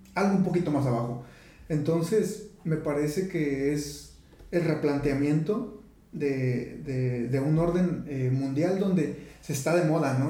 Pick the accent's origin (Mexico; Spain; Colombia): Mexico